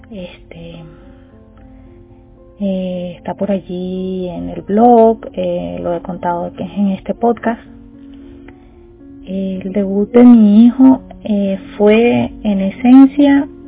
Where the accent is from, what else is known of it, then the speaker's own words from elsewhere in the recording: Venezuela; Soy venezolana y madre de un niño con diabetes tipo 1.